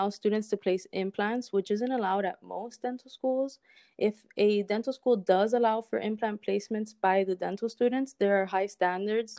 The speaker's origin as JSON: {"language": "English", "town": "Miami", "region": "Florida", "country": "United States", "tie": "born or raised there", "also_born_or_lived": "Cuba", "said": "I was born in Cuba and raised in Miami"}